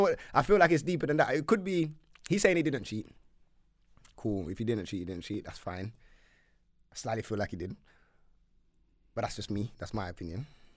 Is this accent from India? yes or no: no; London, United Kingdom; I'm from North, innit?